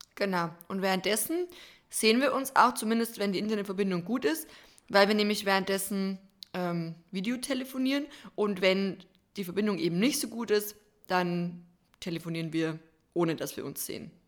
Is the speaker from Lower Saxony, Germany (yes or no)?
no; Bavarian Forest, Germany; bei uns im Bayerischen Wald